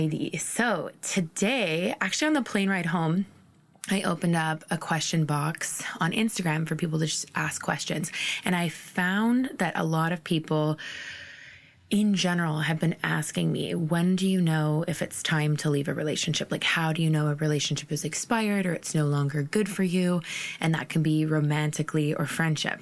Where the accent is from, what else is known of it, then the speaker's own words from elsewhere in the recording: Ontario, Canada; moved away as an adult; also born or lived in Maritimes, Canada; I'm originally from Ontario and then I moved to the Maritimes when I was 22.